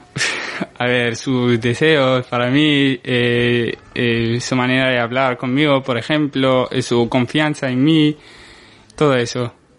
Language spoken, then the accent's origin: Spanish; Morocco; born or raised there; moved away as an adult; now in Spain